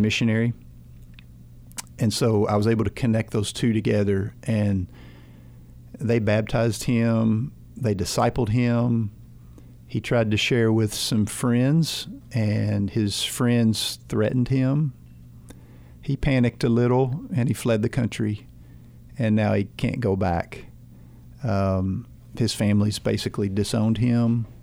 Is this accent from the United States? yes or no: yes; United States; As an American